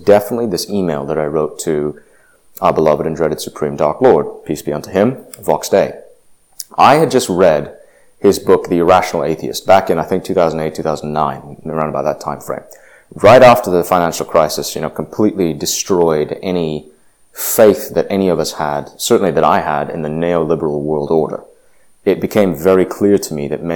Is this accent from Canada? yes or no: no; Indonesia; now in United States; I grew up in Indonesia. I spent 8 years there